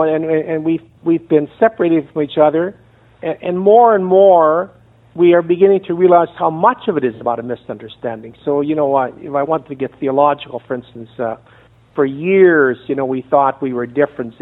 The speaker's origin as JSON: {"language": "English", "country": "Canada", "accent": "Canadian", "moved": "as an adult", "lives_now": "San Antonio, United States", "said": "I'm a Canadian"}